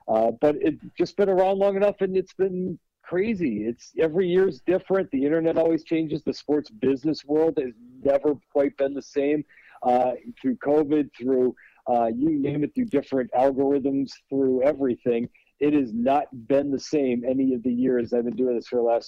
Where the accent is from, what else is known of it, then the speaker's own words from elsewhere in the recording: Minneapolis, Minnesota, United States; also born or lived in Wisconsin; now in Chicago, United States; So I grew up in Minneapolis. He worked in the University of Minnesota. I went to Wisconsin because it got me in-state tuition with Minnesota. And then I live in Chicago.